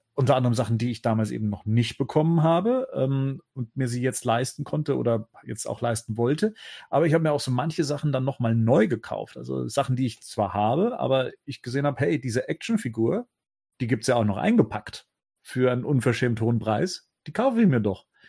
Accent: Munich, Bavaria, Germany; moved away as an adult; als eigentlich äh, verwurzelter äh, Münchner dann raus aufs Land gezogen

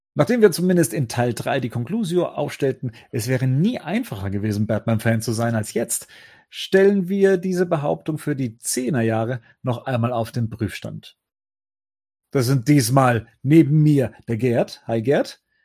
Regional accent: Munich, Bavaria, Germany; moved away as an adult; als eigentlich äh, verwurzelter äh, Münchner dann raus aufs Land gezogen

